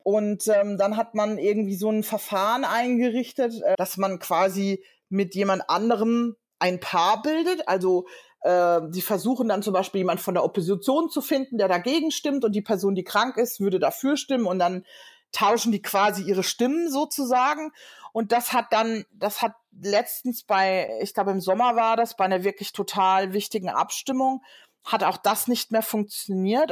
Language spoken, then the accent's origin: German; Germany; moved away as an adult; now in London, United Kingdom; bin eigentlich ähm, ja, gebürtige Deutsche und habe seit einem Jahr auch die britische Staatsangehörigkeit